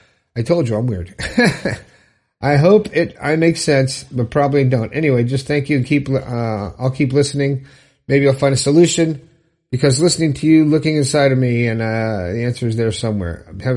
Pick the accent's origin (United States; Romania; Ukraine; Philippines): Romania; now in Isle of Man; I am from Romania, but I recently moved to the Isle of Man, to be close to my sisters and friends, and I'm very happy to be here.